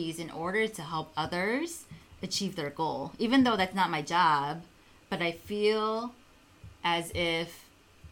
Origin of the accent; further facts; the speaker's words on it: Chicago, Illinois, United States; I'm from Chicago